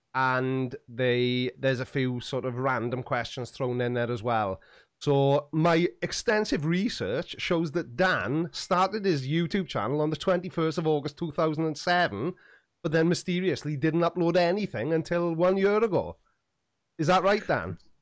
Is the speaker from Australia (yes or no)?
no; Swansea, Wales, United Kingdom; for a long time, I didn't say that I was from Swansea